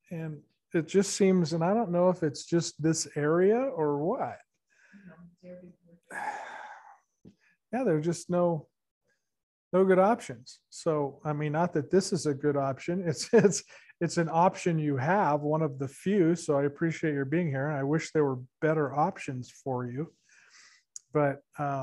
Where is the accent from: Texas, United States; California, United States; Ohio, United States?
California, United States; Santa Barbara; moved away; we're from Santa Barbara, which is apparently a bigger city than this